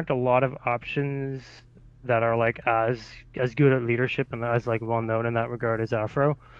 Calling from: British Columbia, Canada; I'm calling from British Columbia, Canada.

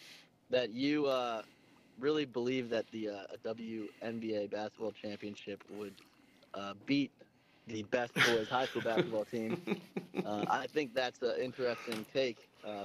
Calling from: North Charleston, South Carolina, United States; I'm calling from North Charleston, South Carolina.

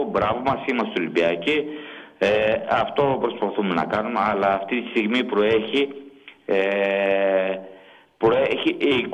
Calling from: Larissa, Thessaly, Greece; είμαι από τη Λάρισα.

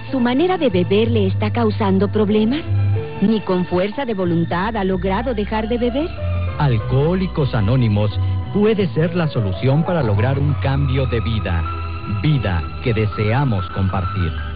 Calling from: Sinaloa, Mexico; Saludos desde Sinaloa

